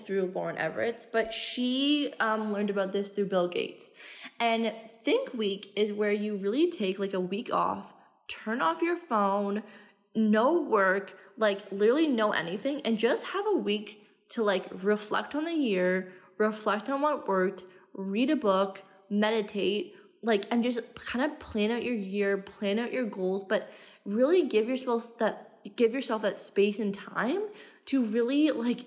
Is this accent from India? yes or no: no; Canada; moved away as an adult; also born or lived in Australia; now in Bali, Indonesia; I'm Canadian. I left in 2018 and I haven't been home since